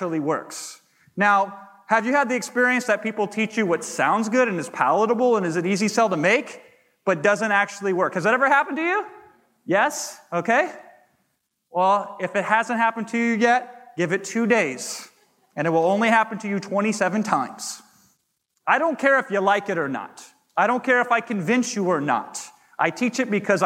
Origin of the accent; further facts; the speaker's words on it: Iowa, United States; a small town Iowa boy